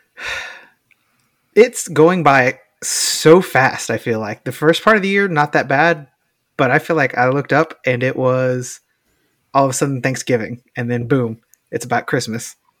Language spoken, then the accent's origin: English; Texas, United States; we grew up in Texas